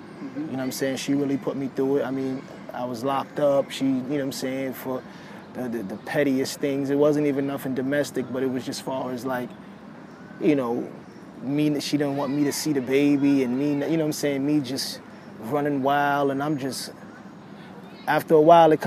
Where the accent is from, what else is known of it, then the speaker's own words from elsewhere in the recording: New York City, New York, United States; I'm from New York City.